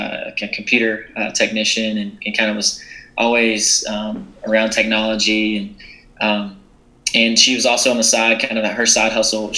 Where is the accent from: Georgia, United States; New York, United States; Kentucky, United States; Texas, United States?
Georgia, United States; South; I grew up in South Georgia, in a small town